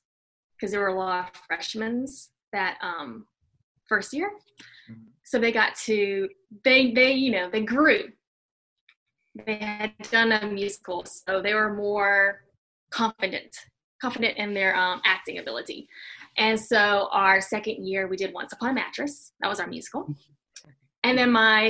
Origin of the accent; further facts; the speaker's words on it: Alabama, United States; moved away as an adult; now in Atlanta, United States; I mainly grew up just doing theater. There's not really film in Alabama